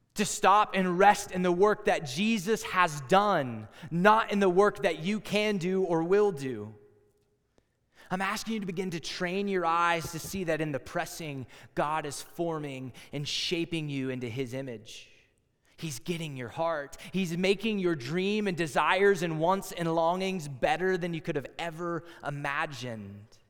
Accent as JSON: {"language": "English", "region": "Texas", "country": "United States", "also_born_or_lived": "Iowa", "moved": "as an adult", "said": "I'm from Texas"}